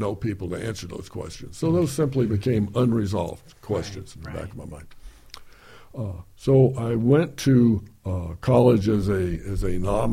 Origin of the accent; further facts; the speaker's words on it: Houston, Texas, United States; I grew up on the Gulf Coast of Texas in Houston in the 50s.